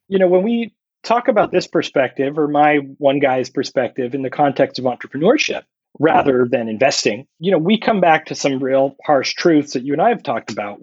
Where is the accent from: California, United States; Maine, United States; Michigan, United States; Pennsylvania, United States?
California, United States; San Diego; I'm calling in from San Diego